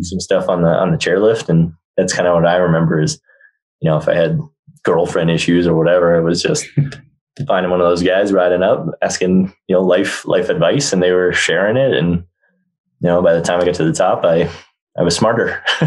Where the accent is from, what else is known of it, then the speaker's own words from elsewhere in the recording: New Jersey, United States; also born or lived in Massachusetts / Australia; now in Aspen, United States; we grew up skiing, and uh, we were based in New Jersey. Then I was born in Jersey, and uh, my mom's side of the family is all from Jersey. My dad's side is all from Massachusetts. So when he had a job transfer, we all moved up to Massachusetts